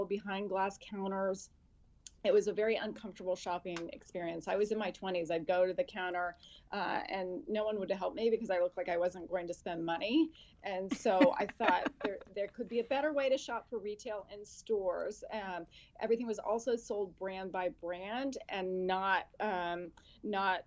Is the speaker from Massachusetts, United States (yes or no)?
no; California, United States; moved away; also born or lived in Boston / Washington, District of Columbia, United States; I grew up in California